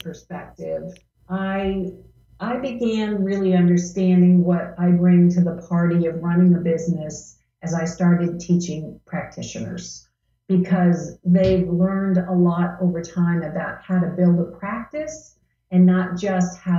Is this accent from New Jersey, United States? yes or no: yes; New Jersey, United States; I grew up in New Jersey